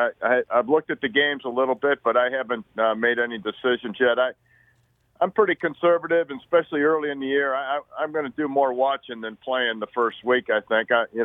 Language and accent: English; Niagara Falls, New York, United States; my hometown team, born in Niagara Falls, the Buffalo Bills